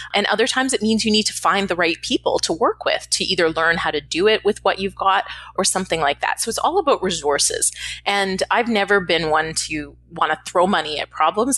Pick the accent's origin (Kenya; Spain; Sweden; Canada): Canada; moved away as an adult; now in Los Angeles, United States; I'm Canadian if I didn't mention that already originally. I live in Los Angeles now, but I'm Canadian